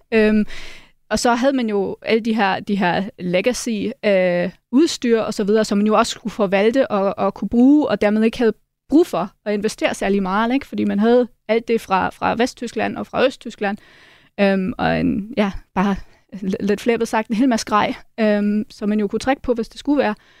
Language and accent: Danish; Munich, Bavaria, Germany; moved away as an adult; now in Denmark; jeg kommer oprindeligt fra München i Tyskland, øh, har boet i Danmark de sidste 12 år